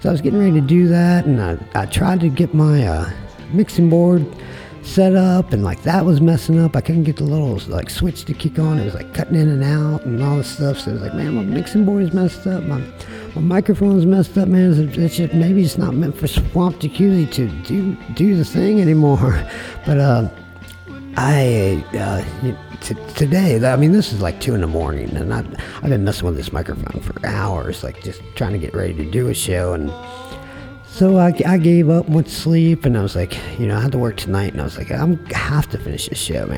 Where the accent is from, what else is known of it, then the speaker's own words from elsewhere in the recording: Frederick, Maryland, United States; moved away; also born or lived in Portsmouth, Virginia; my hometown, Frederick, Maryland. And... You know, I grew up around there